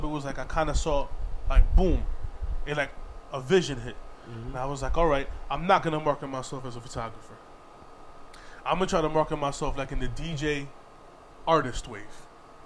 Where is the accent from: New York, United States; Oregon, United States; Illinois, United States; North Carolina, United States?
New York, United States; moved away; I'm from New York